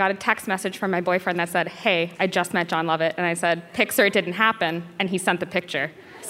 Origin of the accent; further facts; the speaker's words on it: New Jersey, United States; I'm actually from New Jersey